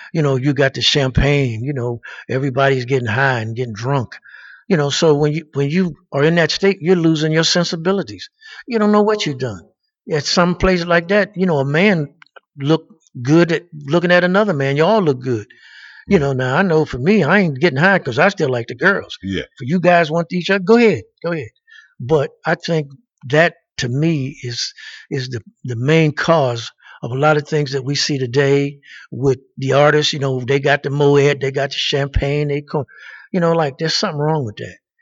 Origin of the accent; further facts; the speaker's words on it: Pittsburgh, Pennsylvania, United States; moved away; I'm originally from Pittsburgh